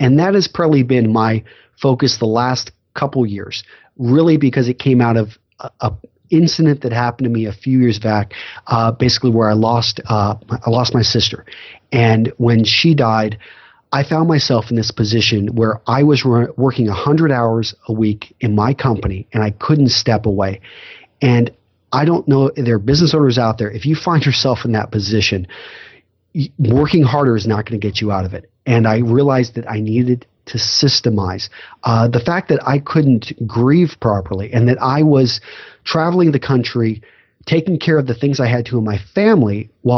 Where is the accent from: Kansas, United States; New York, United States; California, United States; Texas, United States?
Texas, United States; also born or lived in Iowa; I grew up in West Texas, ended up going to college in Iowa, went into the Marine Corps, served as an officer.